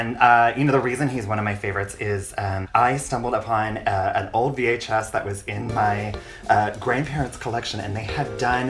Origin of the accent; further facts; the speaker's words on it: California, United States; in my gay little youth growing up in California.